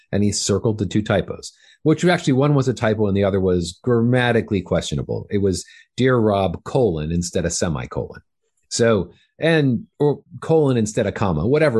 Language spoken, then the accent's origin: English; Fullerton, California, United States; I grew up in Southern California